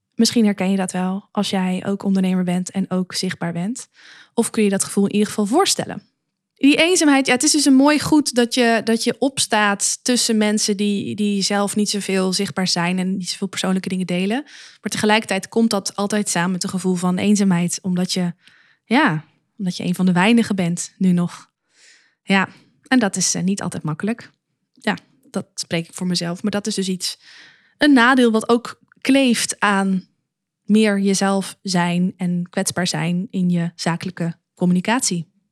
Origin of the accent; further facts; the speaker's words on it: Luttelgeest, Flevoland, Netherlands; moved away; also born or lived in Zwolle; ik kom oorspronkelijk uit de Noordoostpolder, een plaatsje genaamd Luttelgeest.